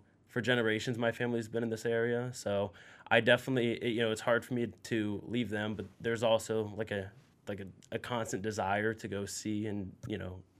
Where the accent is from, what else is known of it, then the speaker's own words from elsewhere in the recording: Akron, Ohio, United States; I'm from Akron, and I love Akron. I love, you know, Northeast Ohio